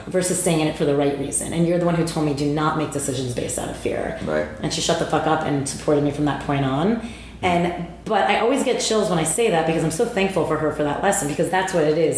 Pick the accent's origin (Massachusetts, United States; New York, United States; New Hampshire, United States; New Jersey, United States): New Jersey, United States; I'm from Jersey